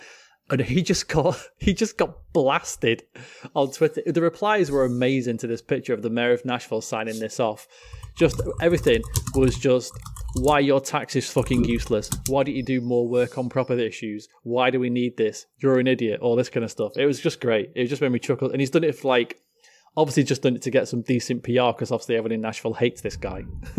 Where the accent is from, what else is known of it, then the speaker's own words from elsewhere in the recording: United Kingdom; I'm British.